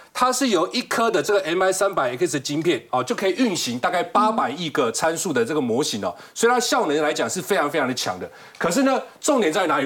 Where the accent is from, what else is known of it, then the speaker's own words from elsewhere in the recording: Taiwan; 而且这三个人我觉得我是台湾人，非常骄傲，因为都是台湾人哦